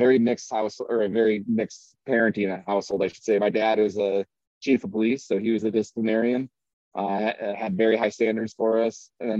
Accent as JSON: {"language": "English", "region": "Minnesota", "country": "United States", "tie": "born or raised there", "said": "Oh yeah. My mom's still out there out in Minnesota."}